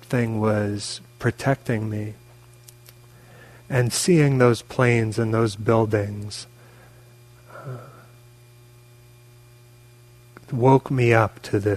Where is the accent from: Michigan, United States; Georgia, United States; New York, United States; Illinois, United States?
New York, United States; moved away; also born or lived in California; I grew up in New York, and I was in California at the time, but I grew up there.